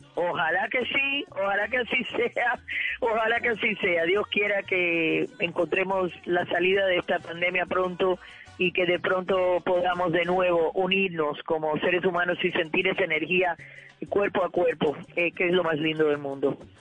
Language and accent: Spanish; Cuba; moved away; mi cultura, la que ya no existe, la que ha cambiado ya, la Cuba de antaños